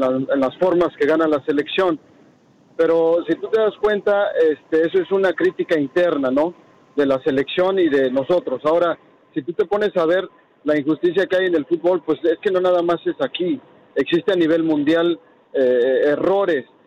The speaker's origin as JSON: {"language": "Spanish", "country": "Mexico", "moved": "yes", "lives_now": "Houston, United States", "said": "nosotros como mexicanos"}